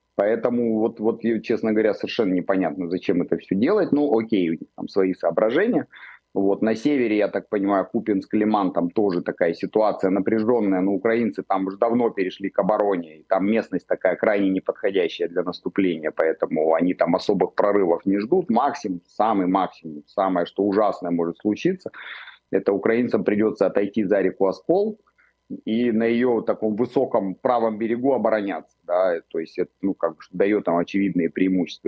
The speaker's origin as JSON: {"language": "Russian", "country": "Israel"}